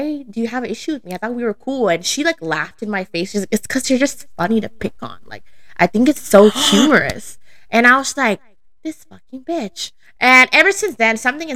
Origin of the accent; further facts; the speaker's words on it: Santa Ana, California, United States; I grew up in Santa Ana, so I have a really strong Hispanic background upbringing